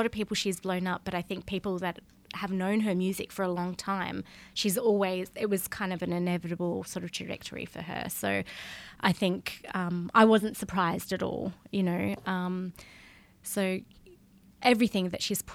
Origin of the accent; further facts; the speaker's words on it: Tasmania, Australia; moved away as an adult; also born or lived in Perth, Australia; now in Barcelona, Spain; I grew up in Tasmania, which is an island